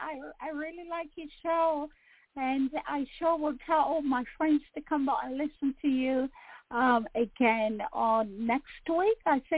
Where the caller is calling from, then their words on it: London, United Kingdom; I'm calling you from London, actually. I'm calling from London.